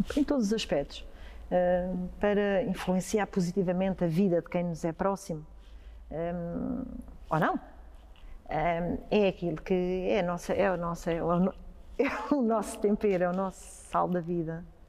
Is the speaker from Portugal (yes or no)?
yes; Ribatejo, Portugal; como ribatejana que sou